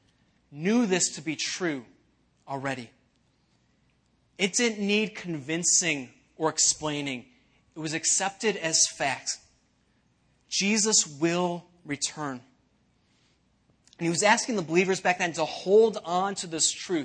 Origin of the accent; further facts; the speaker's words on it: Elmhurst, Illinois, United States; I was actually born in Elmhurst, not too far from here